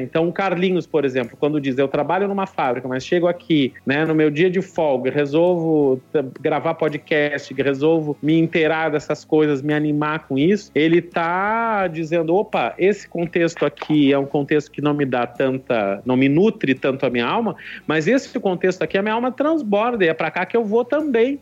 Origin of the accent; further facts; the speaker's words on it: Rio Grande, Rio Grande do Sul, Brazil; now in Recife, Brazil; Eu me lembro da minha cidade, eu sou de Rio Grande, Rio Grande do Sul Sul. É tão longe que o vento acho que faz a curva por lá. E aí o carnaval era um. Tinha um carnaval de rua quando eu era pequeno.